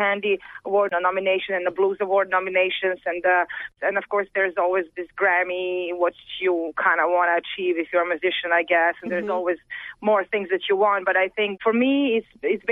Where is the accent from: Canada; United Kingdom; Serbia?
Serbia; Belgrade; growing up in Serbia, I guess I was always like a world citizen